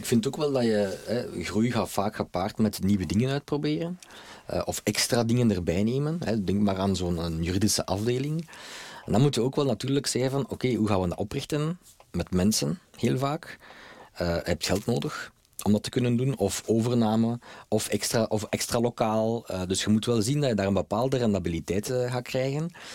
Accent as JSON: {"language": "Dutch", "country": "Belgium", "said": "Wij als Belgen"}